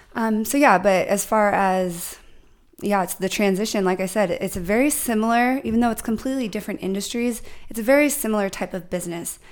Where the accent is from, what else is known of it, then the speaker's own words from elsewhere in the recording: San Diego, California, United States; also born or lived in New York; I am from New York. My parents uh, got married, came here to San Diego with me and my siblings, but I grew up here